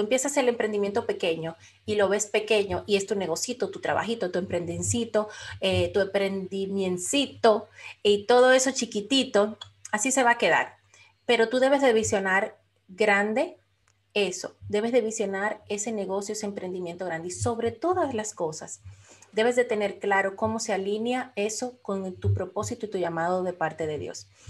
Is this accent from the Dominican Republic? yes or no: yes; Dominican Republic; now in Florida, United States; soy de la República Dominicana, pero vivo ahora mismo en el estado de la Florida, en los Estados Unidos